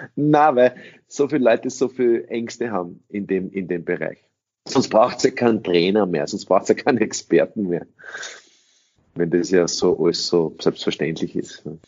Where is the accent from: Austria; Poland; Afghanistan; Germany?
Austria; first language English; German is a second language; also born or lived in United States; ich in einen österreichischen Kindergarten gegangen bin